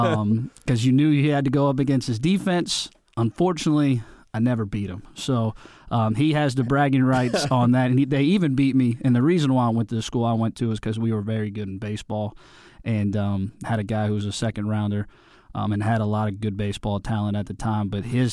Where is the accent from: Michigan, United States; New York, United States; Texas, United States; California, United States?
Texas, United States; Dallas; I grew up in Dallas, but I can kind of say I've been a mutt all over the place because I was brainwashed on saying I was being from Western PA because my whole family's from there.